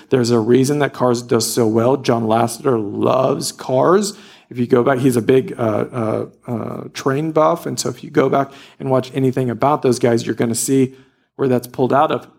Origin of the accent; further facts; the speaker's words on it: Louisiana, United States; I grew up in Louisiana, and every day we played in the woods